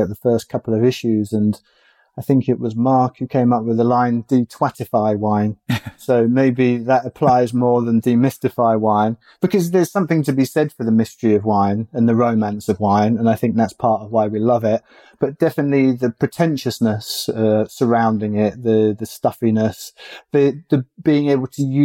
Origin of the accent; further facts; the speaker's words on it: England, United Kingdom; growing up in England